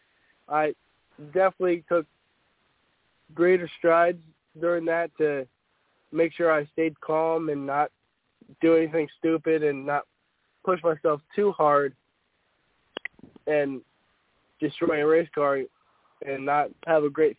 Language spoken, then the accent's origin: English; New Jersey, United States; I'm from Jersey